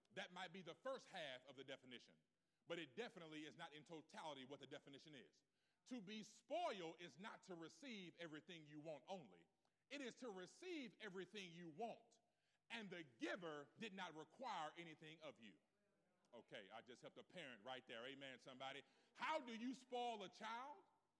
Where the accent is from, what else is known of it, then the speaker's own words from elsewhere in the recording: West Coast, United States; I'm from the North. I'm from the West Coast. We really never had to say that.